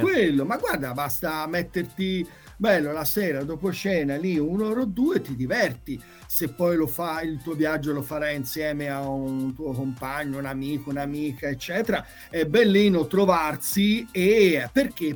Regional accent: Tuscany, Italy; qui in Toscana, ecco, perché sono toscano

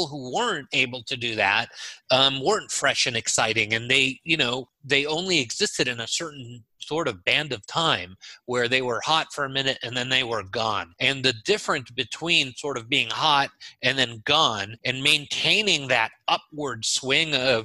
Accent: Los Angeles, California, United States; moved away as an adult; also born or lived in Haifa, Israel / New York / Michigan; now in Orlando, United States; I was born in Israel, in Haifa, and my family came to the U.S. when I was 3 years old. We lived in New York for a while and Michigan, and then we finally settled in Los Angeles, where I spent 35 years

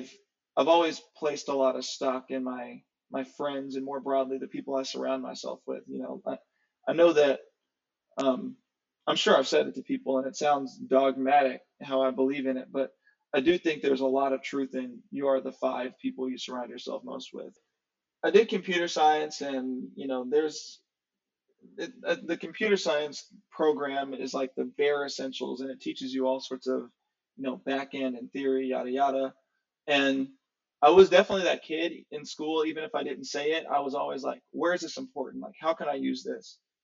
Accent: Nashville, Tennessee, United States; also born or lived in Ohio; Yeah, so born in Ohio in some small town. My mom had me when she was really young, when she was in college. She was 19. So by and large, when people ask me where I'm from, I say Nashville.

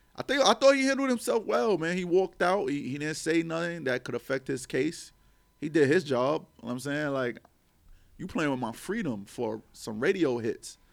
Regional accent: New York City, New York, United States; growing up in Harlem

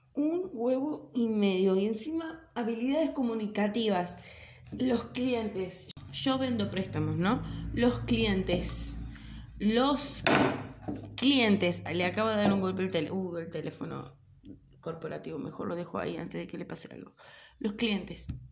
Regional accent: Córdoba, Argentina; accent: Cordobés; soy cordobesa, acuérdense que me como un montón de letras, la pronunciación de las, de las R's, trato de ser lo más neutral que puedo, ¿sí? Pero bueno está en la sangre. Ah, no, bueno, qué sé yo, nací acá

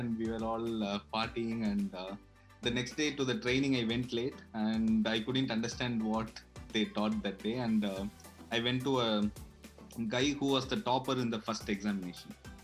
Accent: Madurai, Tamil Nadu, India; moved away as an adult; also born or lived in Chennai / Bangalore; now in Berlin, Germany; I'm from Madurai

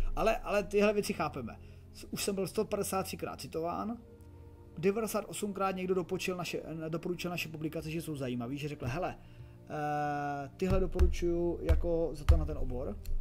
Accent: Czechia; jsem z České republiky

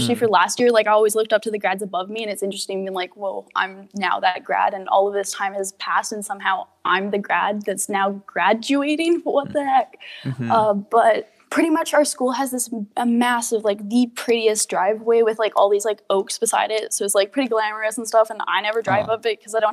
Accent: Alberta, Canada; now in Comox Valley, Canada; I was born in Alberta for a little bit, raised by my grandparents while my mom and my dad were in college.

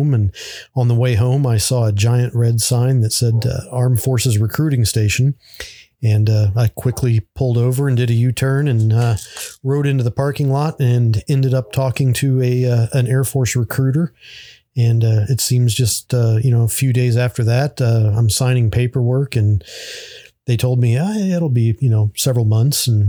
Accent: North Central West Virginia, United States; also born or lived in Washington, D.C. / Manassas, Virginia; now in Las Vegas, United States; I was born in Washington, D.C. Grew up for a few years just outside of D.C. in Manassas, Virginia. Mm-hmm. But I consider West Virginia home. Most of my formative years were North Central West Virginia.

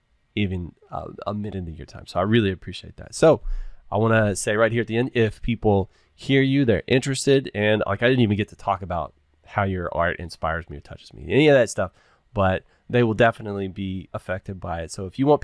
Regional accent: Texas, United States; I grew up in Texas

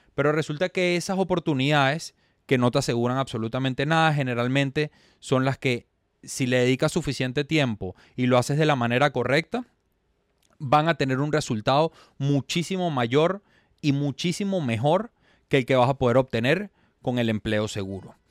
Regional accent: Venezuela; moved away as an adult; now in Miami, United States; soy venezolano, me radico en la ciudad de Miami

